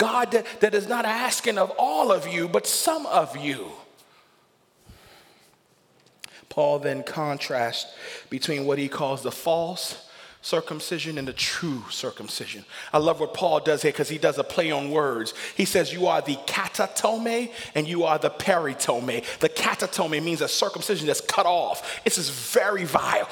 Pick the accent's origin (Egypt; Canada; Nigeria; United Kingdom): Nigeria; I'm a Nigerian. I can boast of the fact that I got kings and chiefs in my system